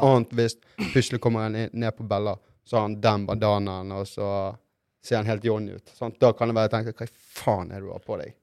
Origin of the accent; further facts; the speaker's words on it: Norway; also born or lived in Brazil (ancestry); her hjemme i Norge